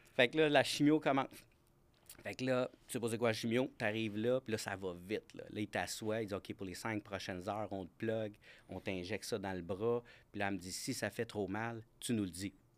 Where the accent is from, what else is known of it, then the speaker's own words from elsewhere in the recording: Granby, Quebec, Canada; je viens de la région de Granby